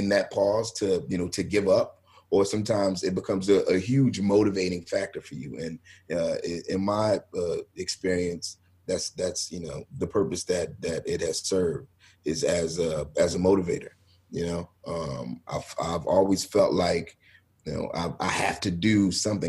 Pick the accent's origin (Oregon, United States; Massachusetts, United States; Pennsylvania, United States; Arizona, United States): Pennsylvania, United States; Philadelphia; I grew up in Philadelphia